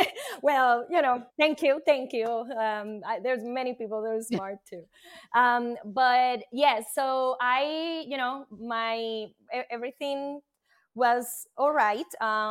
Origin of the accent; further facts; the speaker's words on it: Puerto Rico; now in New Jersey, United States; I am from Puerto Rico, and I live in New Jersey, and I am a scientist by profession and portfolio manager.